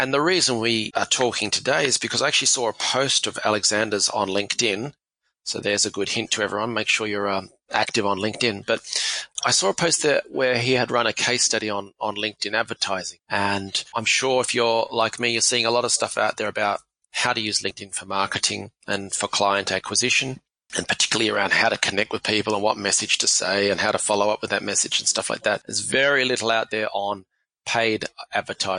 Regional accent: Australia; I am Australian

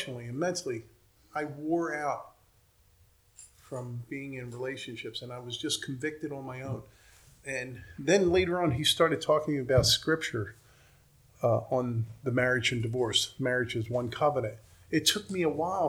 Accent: Drexel Hill, Pennsylvania, United States; moved away; also born or lived in Philadelphia; I grew up in Drexel Hill.

